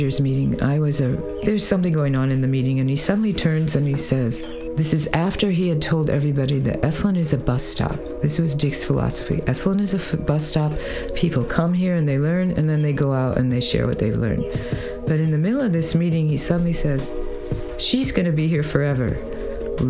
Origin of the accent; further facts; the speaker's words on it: South Bend, Indiana, United States; moved away; I was born in South Bend, Indiana, home of Notre Dame Fighting Irish football team. And I grew up in a Jewish family.